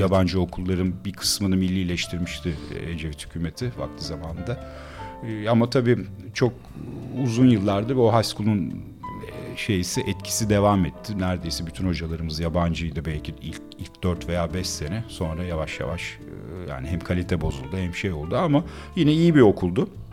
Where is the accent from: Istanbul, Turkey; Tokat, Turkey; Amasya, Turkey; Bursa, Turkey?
Istanbul, Turkey; biz e, Akatlara taşındık. 78 senesiydi çok iyi hatırlıyorum.